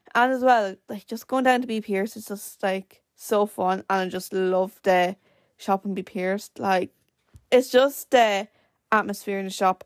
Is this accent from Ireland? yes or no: yes; Wexford, Leinster, Ireland; we're from Wexford